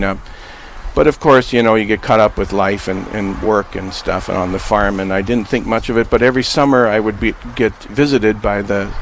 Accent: Napoleon, North Dakota, United States; my hometown of Napoleon

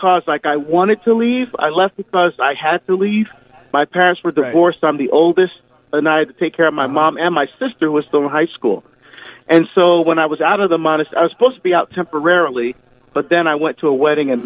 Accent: New Jersey, United States; moved away as an adult; also born or lived in Barbados; now in Oregon, United States; I grew up in New Jersey. I'm originally from Barbados. We immigrated to the United States when I was 2. I grew up in New Jersey

